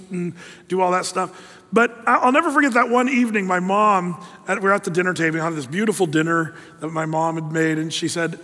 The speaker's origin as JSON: {"language": "English", "area": "Applegate Valley", "region": "southern Oregon", "country": "United States", "tie": "born or raised there", "said": "Growing up in Applegate Valley as a kid, beautiful valley out in the middle of nowhere in southern Oregon"}